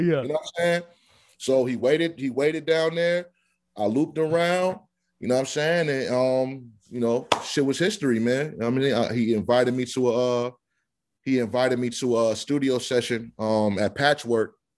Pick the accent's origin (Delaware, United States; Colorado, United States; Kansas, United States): Delaware, United States; I'm from Delaware